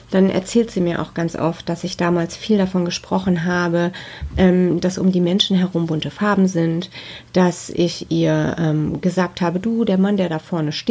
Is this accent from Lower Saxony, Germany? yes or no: no; North Rhine-Westphalia, Germany; Ja, ich bin im Ruhrgebiet geboren. Da wohne ich auch heute noch, mitten im schönen Ruhrpott sozusagen.